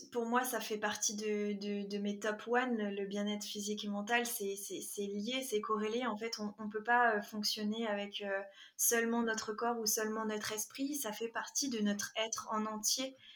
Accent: Quebec, Canada; also born or lived in France; c'est …, j'ai 23 ans et comme tu l'as dit, euh, je suis prof de PS et future coach et je suis franco-québécoise.

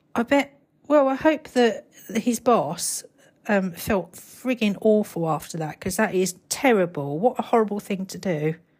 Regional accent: United Kingdom; I'm British and I'm not, uh, an American

